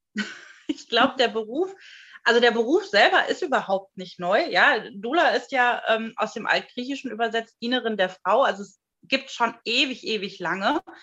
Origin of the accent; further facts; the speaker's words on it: Germany; bei uns in Deutschland